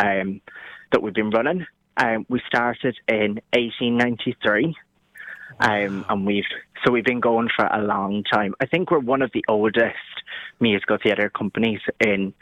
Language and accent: English; County Wexford, Leinster, Ireland; now in Nottingham, United Kingdom; I am not from Nottingham, but I'm from a lovely little county in Ireland called Wexford